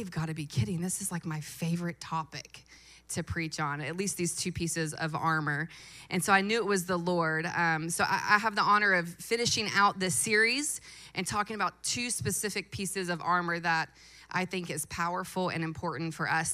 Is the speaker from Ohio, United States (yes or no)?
no; Louisville, Kentucky, United States; I was born and raised in Louisville. I went to PRP High School